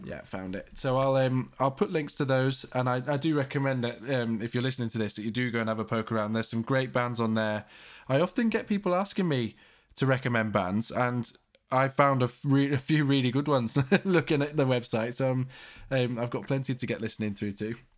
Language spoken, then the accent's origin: English; Leeds, Yorkshire and the Humber, United Kingdom; I'm from Leeds, you know, not from London.